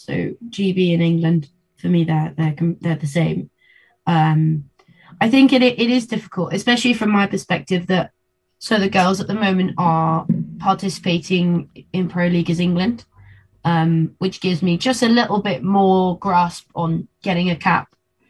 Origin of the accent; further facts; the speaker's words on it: Argentina; born there; Yeah, I was. I was born in Argentina.